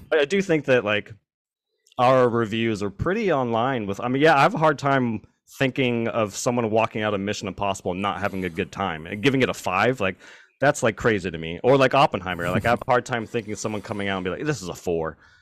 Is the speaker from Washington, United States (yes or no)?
yes; Richland, Washington, United States; We grew up in Hanford, or not in Hanford, Richland, which is the neighboring